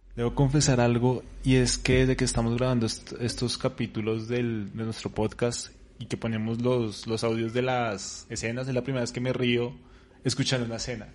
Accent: Colombia; cómo estamos nosotros, en eh, Colombia

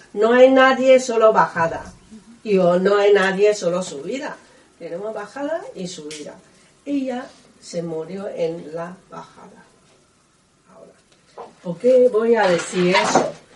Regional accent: Taiwan; Spanish is a second language; moved away as an adult; now in Spain; yo soy de Taiwán

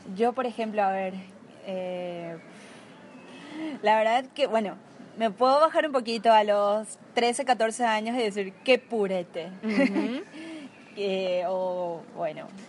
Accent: Asunción, Paraguay; Soy de Asunción, de la capital de, Paraguay

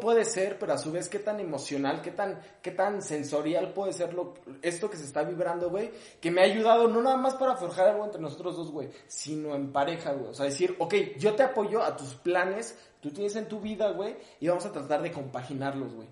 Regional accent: Ecatepec, State of Mexico, Mexico; si soy de Catepec

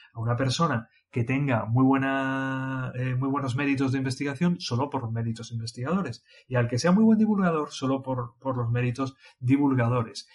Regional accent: Mondragón, Basque Country, Spain; yo soy vasco

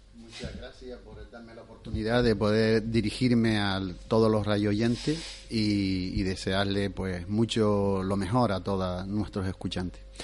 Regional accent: Canary Islands, Spain; nosotros, los canarios

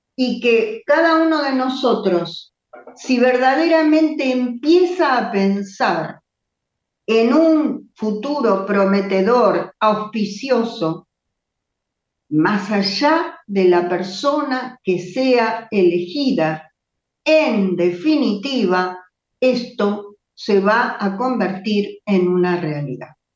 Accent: Argentina; para nosotros como argentinos

